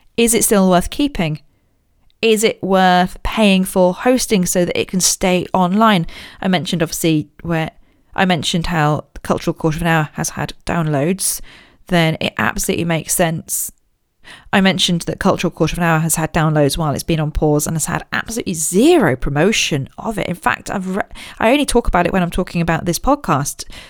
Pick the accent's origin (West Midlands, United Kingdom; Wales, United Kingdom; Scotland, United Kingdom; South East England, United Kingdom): South East England, United Kingdom; Royal Berkshire; I grew up in Royal Berkshire